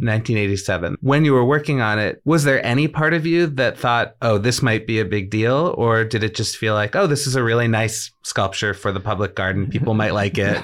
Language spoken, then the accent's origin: English; Boston, Massachusetts, United States; growing up in Boston